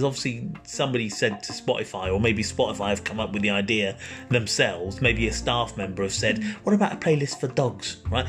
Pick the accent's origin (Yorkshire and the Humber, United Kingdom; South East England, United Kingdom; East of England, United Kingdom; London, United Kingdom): East of England, United Kingdom; Peterborough; I'm also, we're both from Peterborough. And I'm 46.